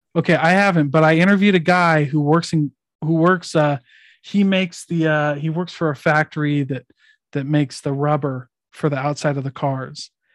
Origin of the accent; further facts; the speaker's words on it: Iowa, United States; I'm from Iowa